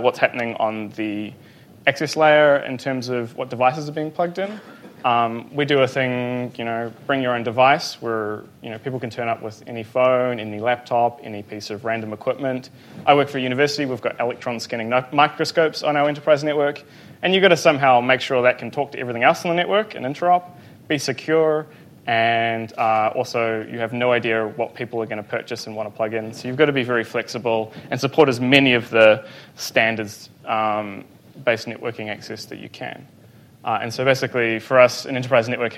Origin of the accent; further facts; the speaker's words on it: Hamilton, Waikato, New Zealand; I'm from New Zealand, a small place called Hamilton